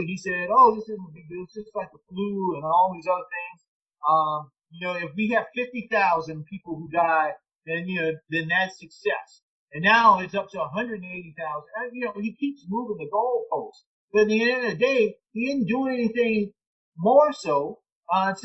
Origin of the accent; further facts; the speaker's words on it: Orangeburg, South Carolina, United States; my hometown of Orangeburg